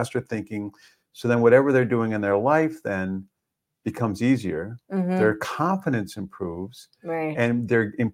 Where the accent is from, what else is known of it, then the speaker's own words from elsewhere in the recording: Evanston, Illinois, United States; my hometown, in Evanston, Illinois